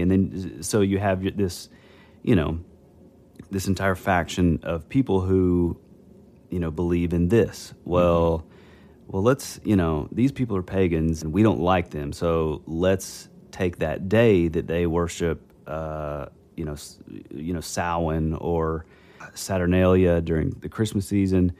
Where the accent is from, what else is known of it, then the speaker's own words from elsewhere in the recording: the Bible Belt, United States; grew up in the Bible Belt, you know, small, these small town, you know, tiny little churches when I was growing up